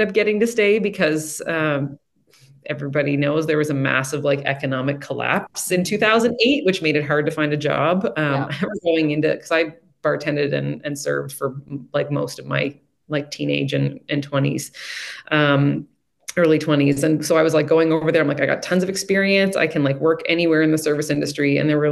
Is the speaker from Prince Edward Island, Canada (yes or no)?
yes; Prince Edward Island, Canada; growing up in Prince Edward Island and in a rural part of the island